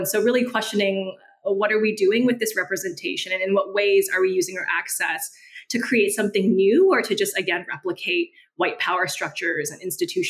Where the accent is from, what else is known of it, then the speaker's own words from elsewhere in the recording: San Gabriel Valley, California, United States; moved away as an adult; also born or lived in Oakland, California; now in Houston, United States; currently in Houston, Texas. I've been here for about 3 years. Before that, I grew up in California in San Gabriel Valley, which is very heavily Asian ethnoburb. And then I lived in Oakland for about 10, 11 years.